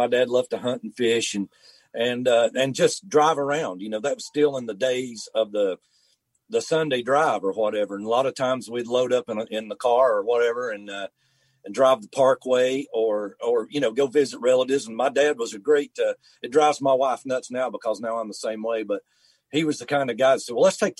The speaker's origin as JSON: {"language": "English", "town": "Canton", "region": "North Carolina", "country": "United States", "tie": "born or raised there", "said": "Well, just growing up here, and I'm very fortunate."}